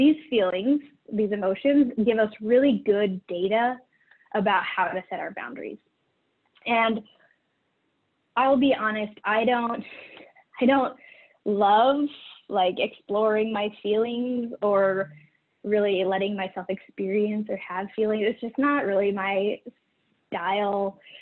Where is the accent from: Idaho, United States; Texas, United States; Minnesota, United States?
Idaho, United States; moved away; also born or lived in Utah; I grew up in Idaho, and we have a really weirdly shaped state